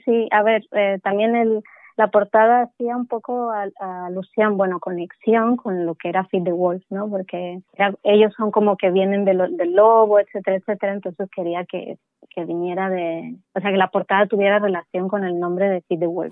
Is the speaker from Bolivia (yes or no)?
yes; Bolivia; moved away; yo de Bolivia